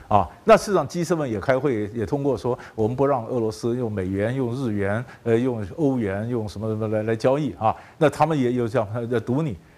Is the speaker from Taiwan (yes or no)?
yes; Taiwan; 我们台湾人哦，是没有国际观的人